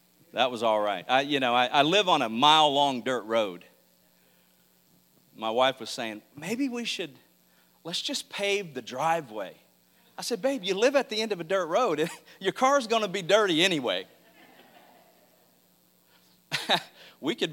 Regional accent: Mississippi, United States; I was raised in Mississippi

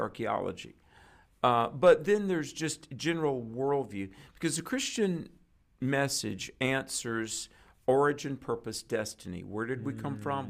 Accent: North Carolina, United States; my home state is North Carolina

